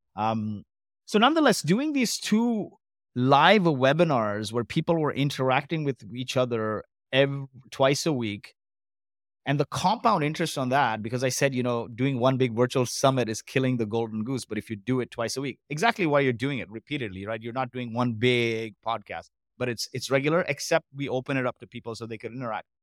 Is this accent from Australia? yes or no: no; Kuwait; also born or lived in Canada; now in Dubai, United Arab Emirates; I was born in Kuwait to Indian parents